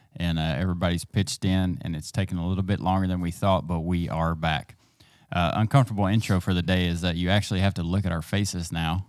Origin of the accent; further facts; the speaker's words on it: East Texas, United States; I grew up here in East Texas in a small town.